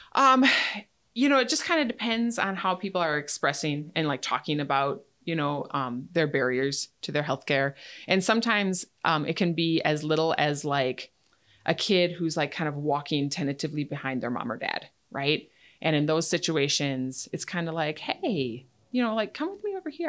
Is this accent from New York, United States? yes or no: no; Menomonie, Wisconsin, United States; moved away as an adult; also born or lived in Boston, Massachusetts / Alaska; I'm from Menominee, down by Eau Claire. Um, and that's where I went to college at U W Eau Claire